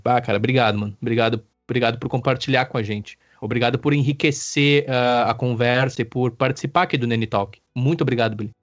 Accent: Campo Bom, Rio Grande do Sul, Brazil; moved away; eu amo Campo Bom, né? É o local onde eu nasci e me desenvolvi.

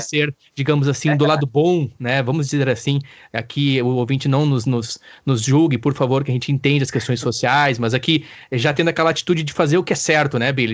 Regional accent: Campo Bom, Rio Grande do Sul, Brazil; moved away; eu amo Campo Bom, né? É o local onde eu nasci e me desenvolvi.

